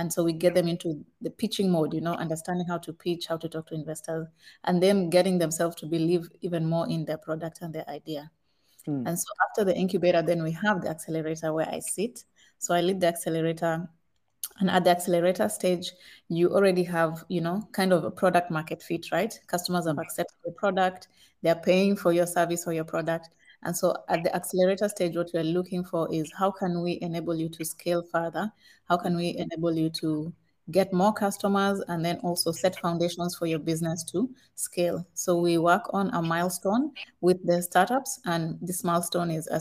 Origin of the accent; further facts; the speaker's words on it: Kenya; moved away as an adult; now in Ghana; I'm Kenyan, but I live in Ghana, and I've been in Ghana for over 10 years